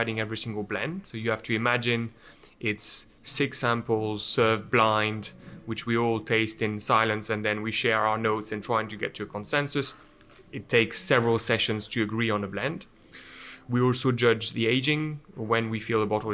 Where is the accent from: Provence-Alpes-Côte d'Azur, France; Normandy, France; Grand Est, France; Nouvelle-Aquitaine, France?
Grand Est, France; Champagne; English is a second language; moved away as an adult; also born or lived in United Kingdom; I grew up in Champagne